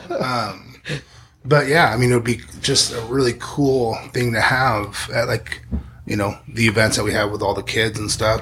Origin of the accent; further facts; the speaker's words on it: Spring Valley, California, United States; I grew up in Spring Valley